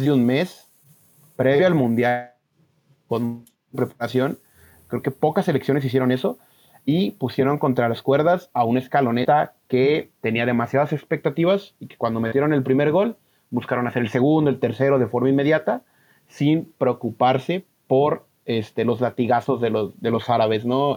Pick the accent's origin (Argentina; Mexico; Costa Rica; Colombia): Mexico; Guadalajara, Jalisco; es de aquí de donde yo soy, de Guadalajara